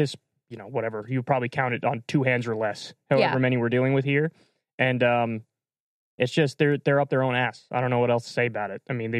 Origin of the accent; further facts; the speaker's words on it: New York, United States; moved away; where I grew up in New York.